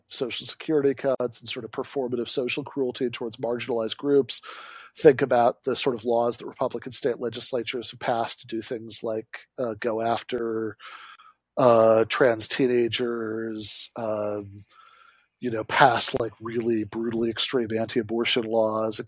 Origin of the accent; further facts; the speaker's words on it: Michigan, United States; comes from my home state, Michigan.